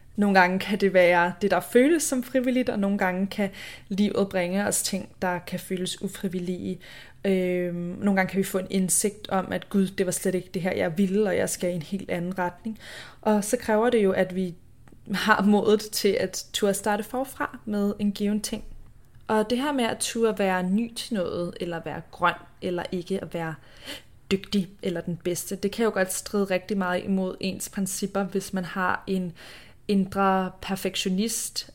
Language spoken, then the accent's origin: Danish; Denmark; moved away; jeg er hjemme i Danmark